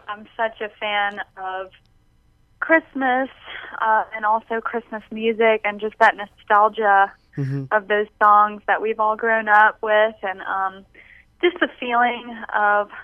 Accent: Mobile, Alabama, United States; also born or lived in New Orleans, Louisiana; I grew up in Mobile, and I was born in New Orleans

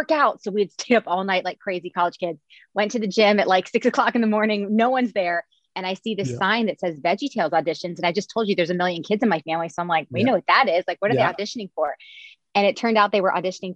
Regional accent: Cincinnati, Ohio, United States; I'm from Cincinnati, where I'm back living now

